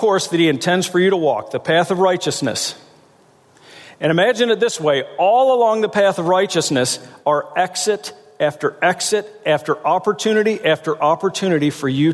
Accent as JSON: {"language": "English", "region": "South Central Pennsylvania", "country": "United States", "said": "I'm from South Central Pennsylvania"}